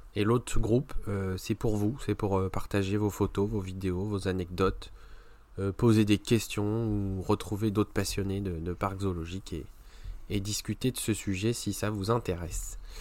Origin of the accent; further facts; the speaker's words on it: France; chez nous en France